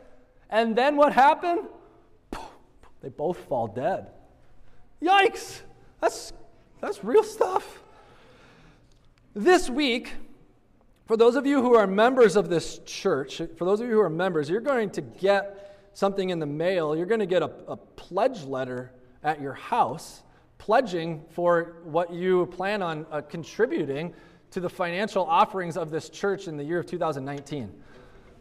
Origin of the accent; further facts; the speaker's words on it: United States; as American Christians